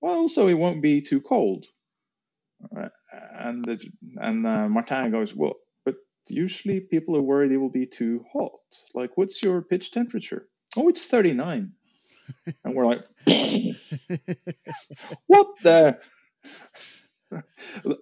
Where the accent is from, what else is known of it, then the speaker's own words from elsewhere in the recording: Norway; we had farmhouse in Norway